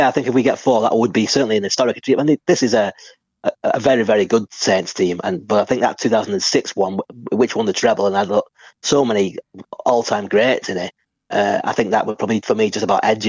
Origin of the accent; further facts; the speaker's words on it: St Helens, North West England, United Kingdom; it was my hometown